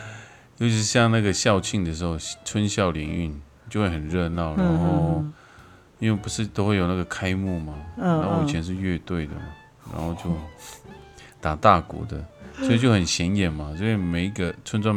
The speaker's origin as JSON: {"language": "Chinese", "country": "Taiwan", "tie": "born or raised there", "said": "我从小是在部落长大的，"}